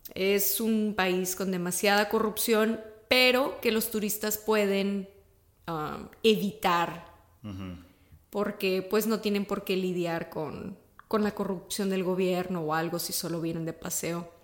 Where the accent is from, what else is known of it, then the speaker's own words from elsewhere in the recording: Ciudad Victoria, Tamaulipas, Mexico; Yo soy mexicana, nací y crecí en Ciudad Victoria, Tamaulipas, en el norte del país